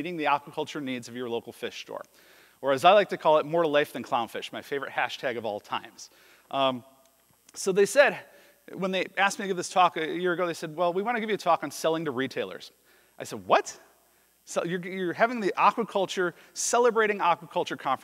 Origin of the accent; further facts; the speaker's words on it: Chicago, Illinois, United States; moved away as an adult; now in Duluth, United States; I'm originally from Chicago, but I fell in love with Minnesota.